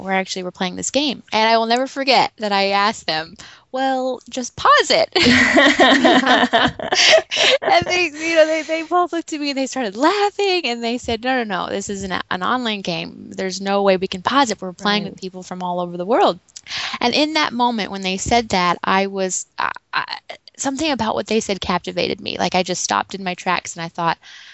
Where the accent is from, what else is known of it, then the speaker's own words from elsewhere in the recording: Santa Fe, New Mexico, United States; I was born in Santa Fe, New Mexico, in a very large family.